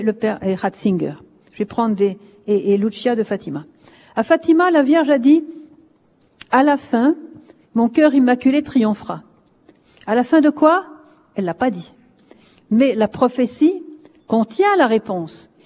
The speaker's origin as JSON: {"language": "French", "country": "France", "said": "je suis française"}